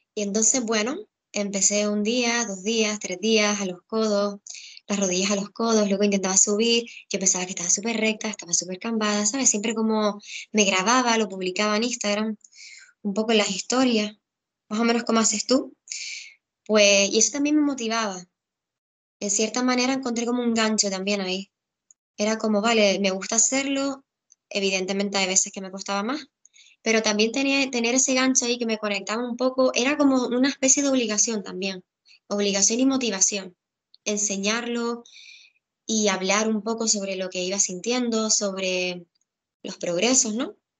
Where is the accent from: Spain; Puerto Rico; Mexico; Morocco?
Spain; Gran Canaria, Canary Islands; also born or lived in Tenerife; yo soy de Gran Canaria